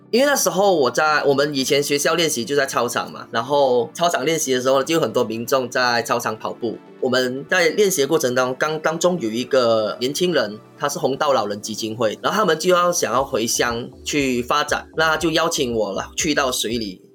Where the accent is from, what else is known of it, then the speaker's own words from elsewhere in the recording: Penang, Malaysia; moved away as an adult; now in Taichung, Taiwan; 我是来自马来西亚槟城的